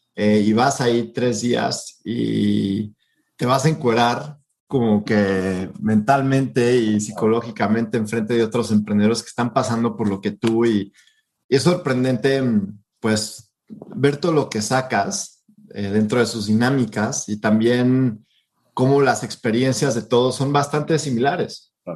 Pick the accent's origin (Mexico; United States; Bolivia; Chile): Mexico; nosotros los mexicanos